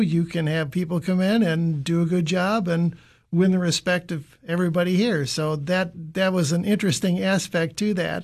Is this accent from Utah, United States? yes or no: no; Chicago, Illinois, United States; moved away; I grew up in Chicago